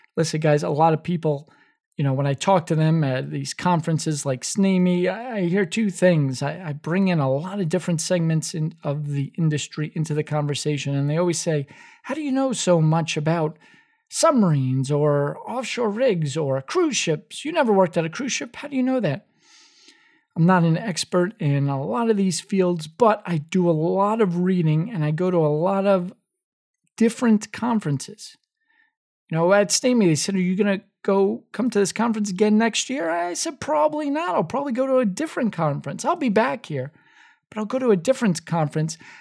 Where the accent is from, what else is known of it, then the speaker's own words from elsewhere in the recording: New York City, New York, United States; a kid who grew up in the Bronx